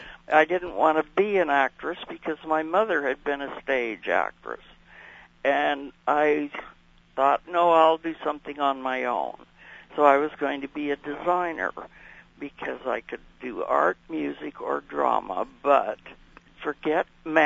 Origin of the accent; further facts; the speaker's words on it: Canada; also born or lived in Bemidji, United States; So I was born in Bemidji, Minnesota. And then about 6 days after that, we went back to Canada to my dad.